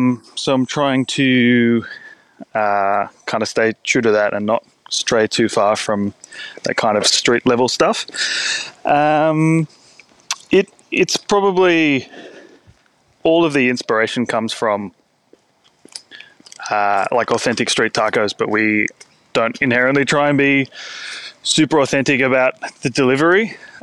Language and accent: English; Sydney, New South Wales, Australia; I grew up in Sydney's Northern Beaches, so like not a culinary hotspot by any means of the imagination